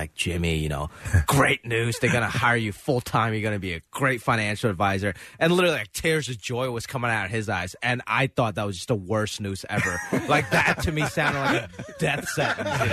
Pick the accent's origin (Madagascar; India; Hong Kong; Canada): Hong Kong; now in United States; I was born in Hong Kong